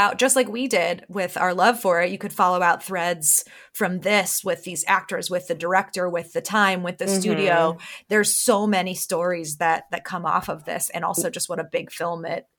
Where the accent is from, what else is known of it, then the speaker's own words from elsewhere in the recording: Kent, Ohio, United States; I grew up in Kent, Ohio